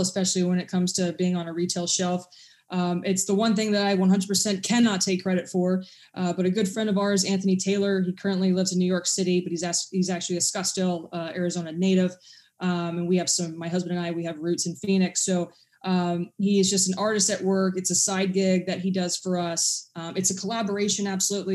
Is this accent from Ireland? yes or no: no; England, United Kingdom; I'm actually English